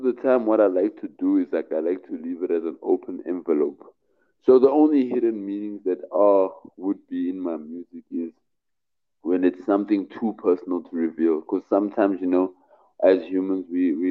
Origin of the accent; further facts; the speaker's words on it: Cape Town, Western Cape, South Africa; I'm from Cape Town, South Africa.